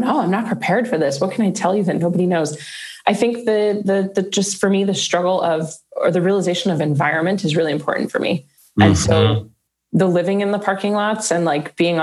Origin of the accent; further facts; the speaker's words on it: New Jersey, United States; moved away as an adult; also born or lived in New York / Manhattan; now in Arizona, United States; I'm from Jersey